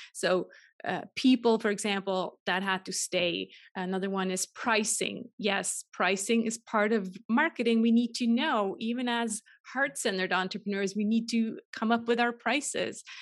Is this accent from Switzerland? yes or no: yes; Switzerland; moved away as an adult; also born or lived in California; I'm originally Swiss, uh, born and raised in Switzerland